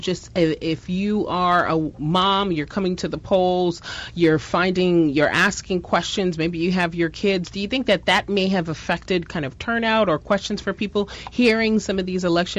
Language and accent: English; New York, United States; as a New Yorker